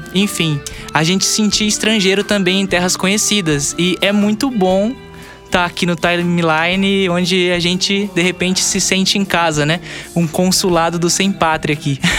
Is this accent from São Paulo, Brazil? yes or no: yes; Lins, São Paulo, Brazil; nós dois somos de Lins, né? É, eu moro na, na zona rural, eu, eu sou a, a face a face caipira da banda, né? É, mas daqui de Lins mesmo